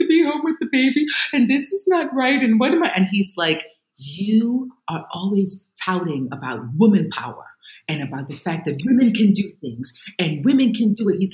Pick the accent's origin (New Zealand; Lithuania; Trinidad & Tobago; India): Trinidad & Tobago; moved away; I grew up in Trinidad, you know, the island of Trinidad and Tobago